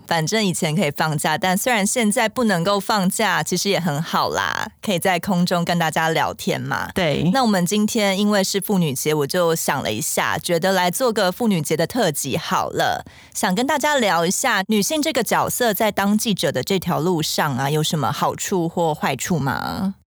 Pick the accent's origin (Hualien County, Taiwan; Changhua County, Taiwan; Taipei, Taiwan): Hualien County, Taiwan; Hualien; moved away; 我也是花莲人啦